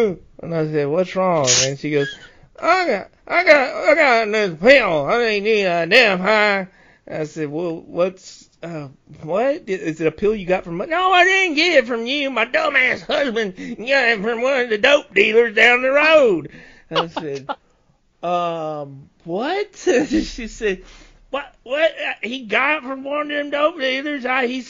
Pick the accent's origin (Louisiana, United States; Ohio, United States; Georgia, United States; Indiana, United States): Louisiana, United States; rural; we're up there in in the middle of nowhere, in the country